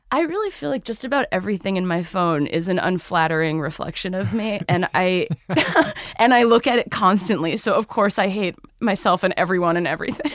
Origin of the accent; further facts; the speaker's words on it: Cambridge, Massachusetts, United States; I grew up in Cambridge, so I was more in the stuffy neck of the woods